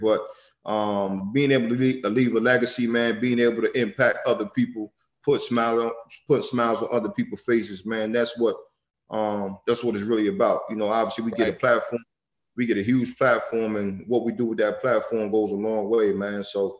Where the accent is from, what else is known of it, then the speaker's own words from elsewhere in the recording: Newport News, Virginia, United States; moved away; my hometown, Newport News, Virginia.